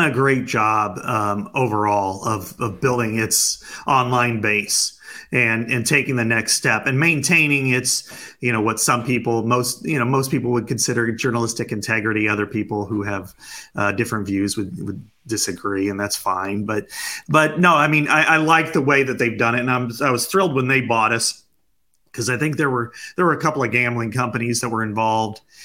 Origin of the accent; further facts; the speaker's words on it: Burlington, Iowa, United States; I'm from Burlington, Iowa, uh, down on the southeast part of the state